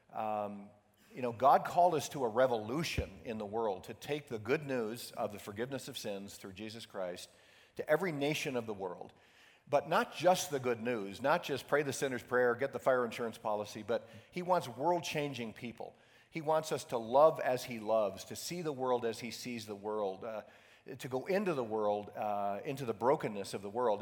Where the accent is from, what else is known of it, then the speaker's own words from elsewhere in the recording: Syracuse, New York, United States; I grew up in Syracuse, New York, upstate New York, where uh, we get 10 feet of snow every year